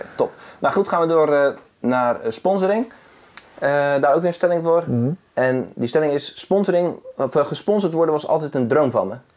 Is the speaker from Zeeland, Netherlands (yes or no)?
yes; Zeeland, Netherlands; bij ons in Zeeland.